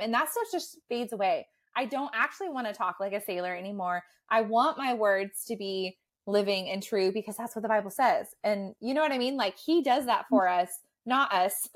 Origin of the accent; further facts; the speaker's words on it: United States; as like American students